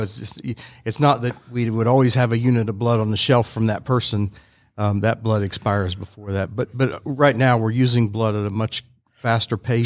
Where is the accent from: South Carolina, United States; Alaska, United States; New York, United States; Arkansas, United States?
Alaska, United States; moved away as an adult; also born or lived in Chattanooga, Tennessee; now in Georgia, United States